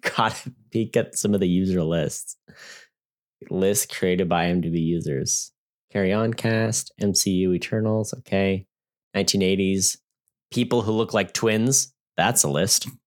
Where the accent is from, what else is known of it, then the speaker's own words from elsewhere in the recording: United States; as an American